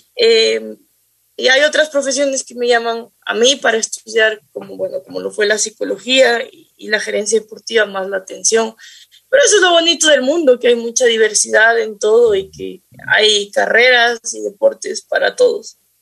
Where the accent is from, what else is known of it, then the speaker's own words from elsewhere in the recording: Quito, Pichincha, Ecuador; yo soy de, de Quito